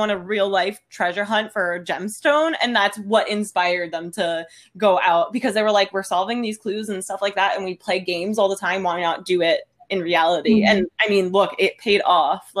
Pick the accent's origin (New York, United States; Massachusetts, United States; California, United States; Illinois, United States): New York, United States; we're from New York